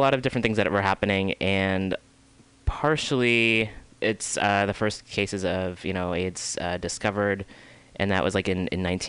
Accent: Oakland, California, United States; born there; also born or lived in Chicago; because I was born in Oakland, and I was born in the Bay Area, and then my family moved out to Chicago, the suburbs of Chicago, in like 83 84

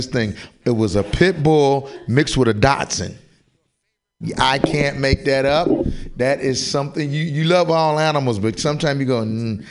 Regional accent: Kentucky, United States; I grew up in Kentucky, so I used to pick up turtles and snakes

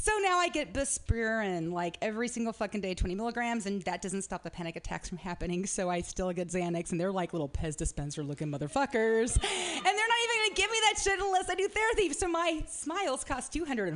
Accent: Medford, Oregon, United States; I am from Medford, Oregon

